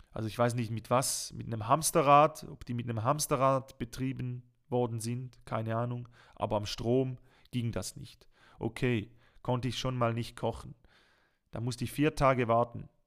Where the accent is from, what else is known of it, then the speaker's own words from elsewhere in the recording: Switzerland; Und das kennt man einfach als Schweizer, es tut mir leid, man kennt das nicht.